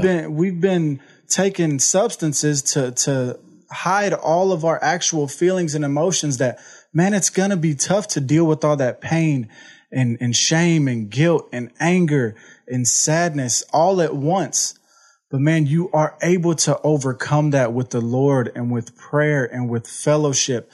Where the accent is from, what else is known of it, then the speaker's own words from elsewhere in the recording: Houston, Texas, United States; I'm from Houston, Texas. Uh, I grew up in an amazing family.